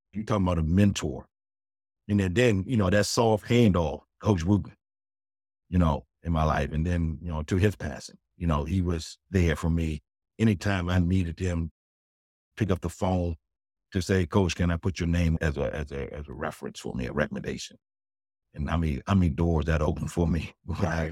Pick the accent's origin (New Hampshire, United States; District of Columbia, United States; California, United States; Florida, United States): District of Columbia, United States; Washington; Growing up in South East D C